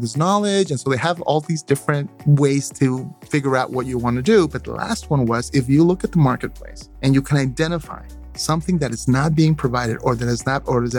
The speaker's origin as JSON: {"language": "English", "region": "Mexico City", "country": "Mexico", "tie": "born or raised there", "also_born_or_lived": "Oaxaca coast / Miami", "moved": "yes", "lives_now": "Texas, United States", "said": "I was born in Mexico City, but with two parents that were from polar opposite sides of Mexico."}